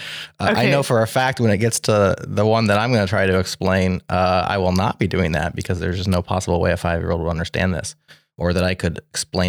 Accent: Nebraska, United States; I'm your MC from Nebraska.

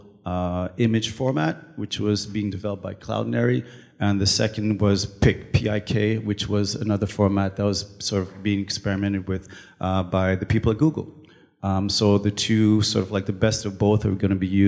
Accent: Canada; first language French; English is a second language; also born or lived in Toronto; I'm Canadian and I live in Toronto

